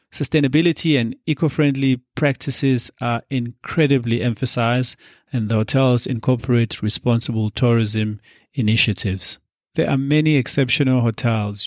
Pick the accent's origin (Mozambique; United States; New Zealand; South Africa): South Africa; our beautiful destination, South Africa